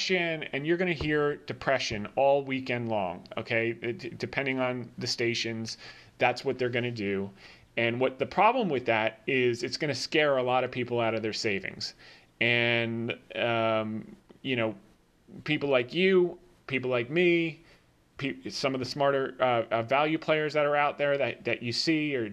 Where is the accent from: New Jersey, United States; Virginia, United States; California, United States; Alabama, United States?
New Jersey, United States; I grew up in Jersey